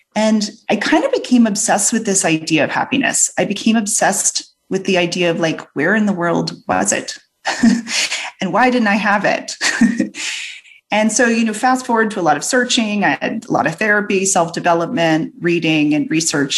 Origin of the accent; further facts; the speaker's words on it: New Orleans, Louisiana, United States; my Southern parents as I hail from New Orleans